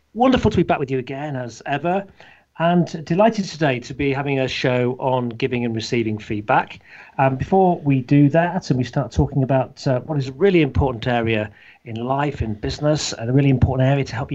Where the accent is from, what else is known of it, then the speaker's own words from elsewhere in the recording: Leicestershire, East Midlands, United Kingdom; in our hometown in Leicestershire, or my hometown of Leicestershire